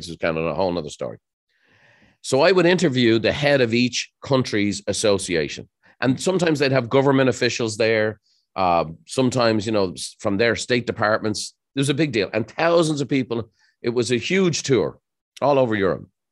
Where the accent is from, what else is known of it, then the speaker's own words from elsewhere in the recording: Ireland; moved away as an adult; now in United States; growing up in Ireland